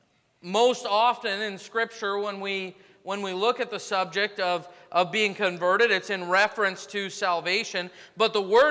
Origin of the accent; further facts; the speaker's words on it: United States; I'm an American through and through